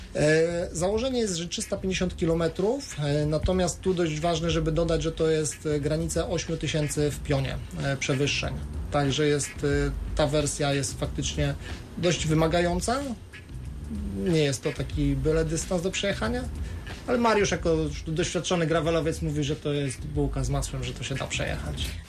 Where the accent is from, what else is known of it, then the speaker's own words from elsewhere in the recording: Szklarska Poręba, Lower Silesian Voivodeship, Poland; now in Wrocław, Poland; pochodzę ze Szklarskiej Poręby, tam wciąż mieszkają moi rodzice